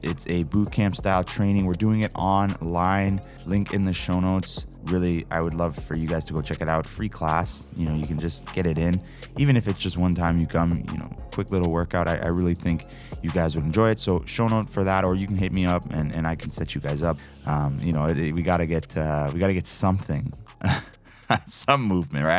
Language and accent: English; Toronto, Ontario, Canada; I'm from Toronto